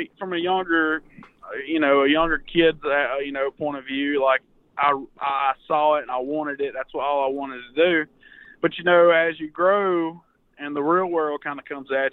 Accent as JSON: {"language": "English", "region": "Mississippi", "country": "United States", "tie": "born or raised there", "said": "born and raised in Mississippi. Born in the little town of Holka."}